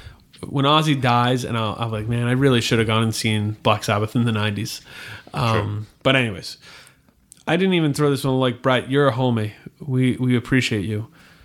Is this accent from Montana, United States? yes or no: no; Virginia, United States; I'm from Virginia, and … and … do absolutely nothing from me.